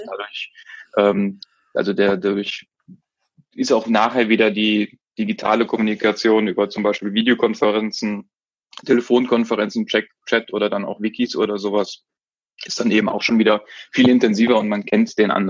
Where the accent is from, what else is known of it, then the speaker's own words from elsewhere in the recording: Cologne, North Rhine-Westphalia, Germany; ich bin ja jetzt aus Köln, wir gehen ja gerne auch mal abends irgendwo in eine Kneipe